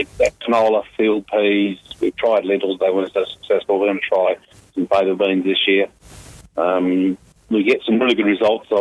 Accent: Salmon Gums, Western Australia, Australia; also born or lived in Perth; now in Grass Patch, Australia; First 8 years I grew up in Salmon Gums

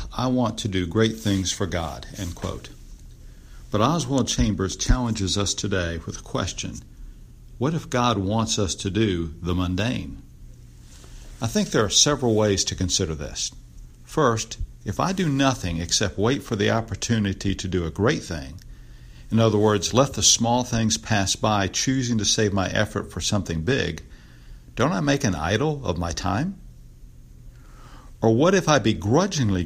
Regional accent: Greenwood, South Carolina, United States; I grew up in Greenwood

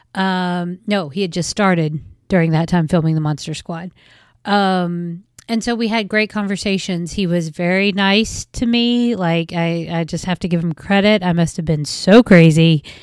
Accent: West Virginia, United States; accent: West Virginia; I'm from West Virginia, as you will probably be able to tell by the accent somewhere along the line

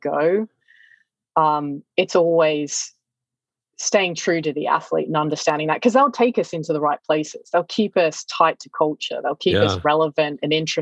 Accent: Australia; moved away; also born or lived in China; growing up in Australia

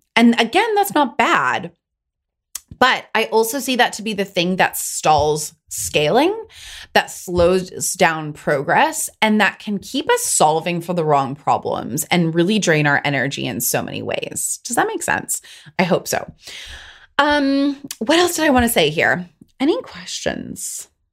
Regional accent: Pacific Northwest, United States; I'm from the Pacific Northwest

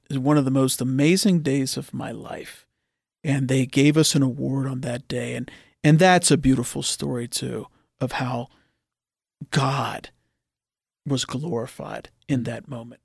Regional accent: Oakmont, Pennsylvania, United States; I grew up in Oakmont. My parents are from Oakmont.

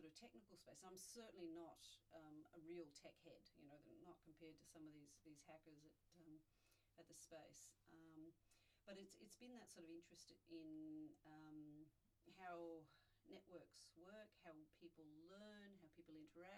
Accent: Melbourne, Victoria, Australia; also born or lived in United States / Canberra / Sydney; now in Hobart, Australia; But arrived when I was 11, so I've gone native, as they say. But mostly sort of Melbourne

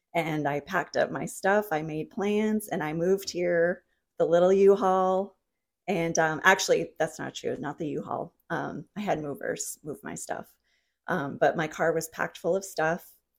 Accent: New England, United States; also born or lived in New Jersey; I'm from New England originally, mm-hmm. and then I was living in New Jersey for quite a while, almost 11 years

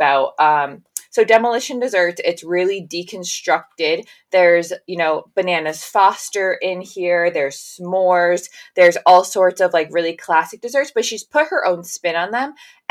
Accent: New England, United States; I grew up in New England

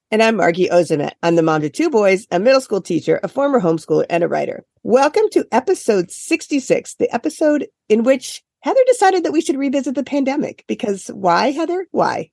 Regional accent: Iowa, United States; now in Cape Cod, United States; I grew up in Iowa.

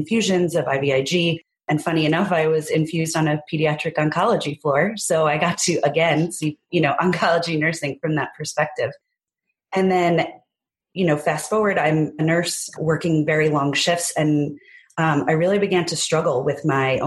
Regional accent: New Jersey, United States; I was born and raised in New Jersey

